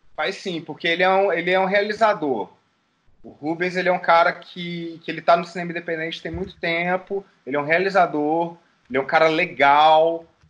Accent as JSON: {"language": "Portuguese", "town": "Caxambu", "region": "Minas Gerais", "country": "Brazil", "said": "isso é lá em Caxambu, Minas Gerais. Terra, minha terra"}